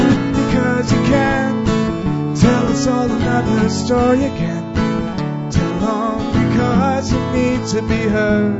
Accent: Sherwood Park, Alberta, Canada; I'm from Sherrod Park

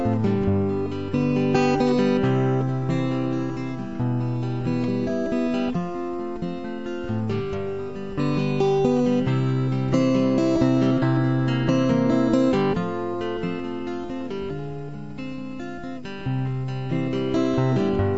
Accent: Red Deer, Alberta, Canada; I'm from Red Deer

